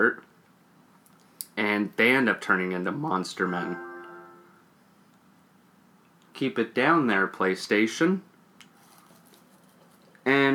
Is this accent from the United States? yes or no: no; Canada; We're Canadian.